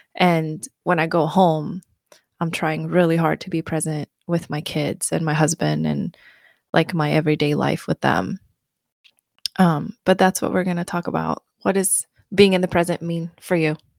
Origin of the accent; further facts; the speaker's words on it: Mariefred, Södermanland, Sweden; English is a second language; moved away as an adult; also born or lived in Bloomington, Indiana / Tennessee; now in United States; I'm from a small town called Maria Fried in Sweden. Um, I grew up in Sweden and I moved to the U S when I was nineteen.